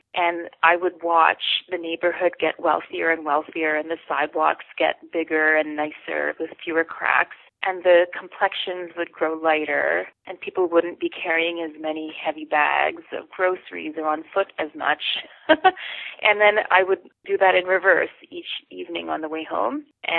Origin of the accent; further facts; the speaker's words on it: Toronto, Ontario, Canada; also born or lived in Pakistan; as a young person growing up in Toronto, I had moved to Toronto from Pakistan at 11 after having been born in Canada